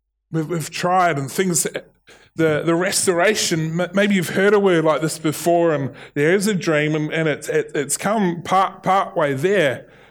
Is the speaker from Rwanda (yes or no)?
no; New Zealand; accent: Kiwi; There is, in my Kiwi accent, will and will.